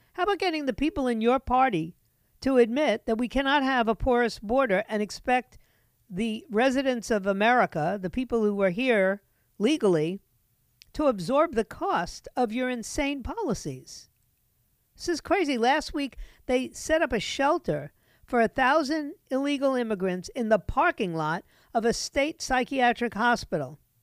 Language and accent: English; New York City, New York, United States; moved away; New York City, my hometown